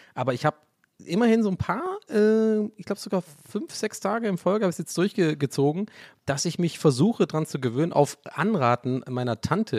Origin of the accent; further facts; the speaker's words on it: Tübingen, Baden-Württemberg, Germany; also born or lived in Prenzlauer Berg, Berlin; now in Berlin, Germany; in Richtung so Tübingen, wo ich aufgewachsen bin